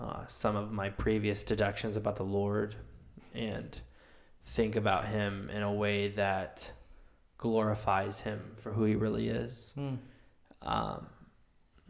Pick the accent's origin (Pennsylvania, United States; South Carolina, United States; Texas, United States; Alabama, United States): South Carolina, United States; Summerville; I was born and raised in Somerville, South Carolina